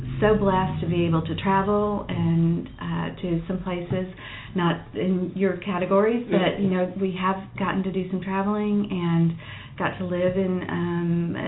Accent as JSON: {"language": "English", "town": "Waco", "region": "Texas", "country": "United States", "tie": "born or raised there", "lives_now": "Dallas, United States", "said": "I grew up in Waco, Texas"}